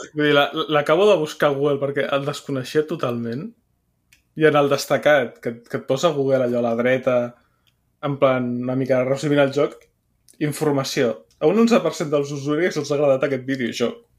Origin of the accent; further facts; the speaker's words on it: Barcelona, Catalonia, Spain; com a català, barceloní